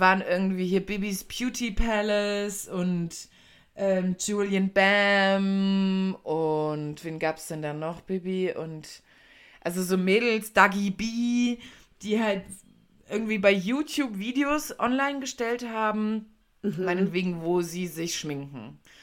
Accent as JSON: {"language": "German", "country": "Germany", "said": "wir sind ja in Deutschland, wir sind Deutsche"}